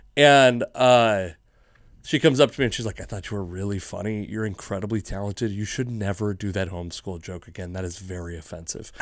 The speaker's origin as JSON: {"language": "English", "town": "Fife", "region": "Washington", "country": "United States", "tie": "born or raised there", "said": "I grew up in Fife."}